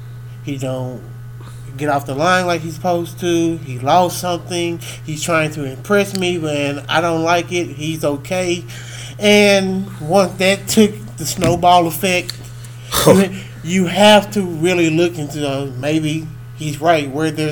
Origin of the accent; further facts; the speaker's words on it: Dallas, Texas, United States; I'm a huge fan of all Dallas because I am from Dallas. I am Dallas.